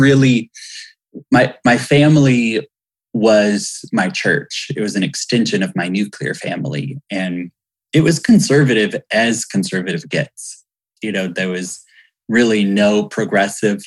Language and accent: English; Hueytown, Alabama, United States; I'm from Hueytown, Alabama